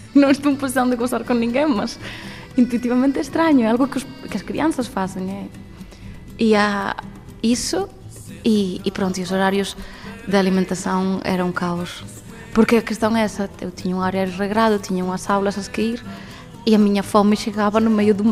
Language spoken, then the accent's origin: Portuguese; Galicia, Spain; first language Galician; Portuguese is a second language; moved away as an adult; also born or lived in Germany; now in Lisbon, Portugal; a miña lingua materna é o galego. Os meus pais nem sequer me tocaron español, eu aprendi a falar español cando fui para a escola.